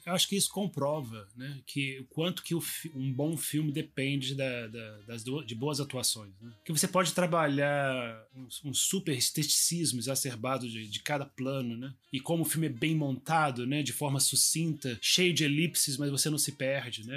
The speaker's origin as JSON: {"language": "Portuguese", "country": "Brazil", "also_born_or_lived": "Paris", "moved": "as an adult"}